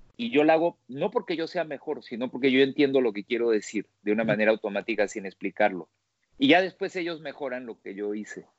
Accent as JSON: {"language": "Spanish", "country": "Peru", "tie": "born or raised there", "also_born_or_lived": "Italy", "moved": "as an adult", "said": "nací en el Perú, de una familia italiana, entonces terminando los primeros años de arquitectura en el Perú"}